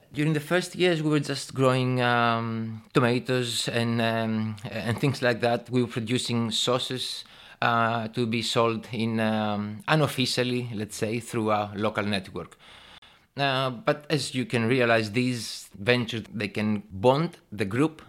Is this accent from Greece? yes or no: yes; Thessaloniki, Central Macedonia, Greece; also born or lived in England / Brighton; I was born and raised in Thessaloniki, Greece